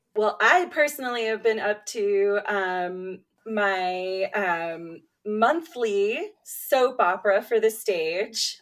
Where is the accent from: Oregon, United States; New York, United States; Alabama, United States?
New York, United States; New York City; I grew up in New York City